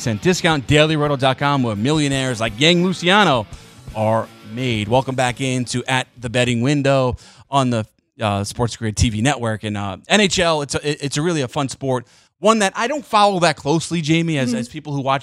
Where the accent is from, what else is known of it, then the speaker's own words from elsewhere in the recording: United States; you grew up in like America in the inner city, like I did